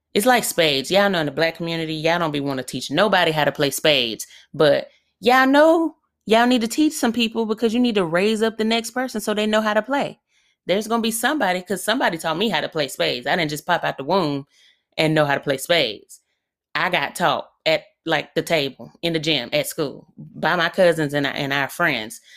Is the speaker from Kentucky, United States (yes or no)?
no; Birmingham, Alabama, United States; I'm from really up the street from where I currently live, so I'm from Birmingham, Alabama.